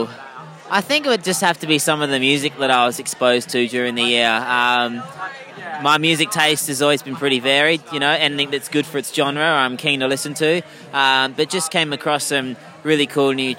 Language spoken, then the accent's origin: English; Perth, Western Australia, Australia; also born or lived in United Kingdom; I'm a UK born guy, but grew up here, like, since I was, you know, 3 years old